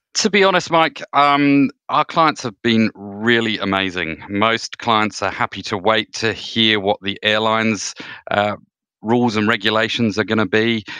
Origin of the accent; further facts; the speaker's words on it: New Zealand; as a Kiwi